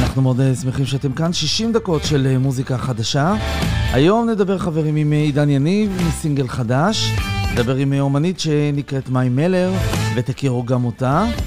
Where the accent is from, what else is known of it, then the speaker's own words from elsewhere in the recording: Israel; אנחנו ישראלים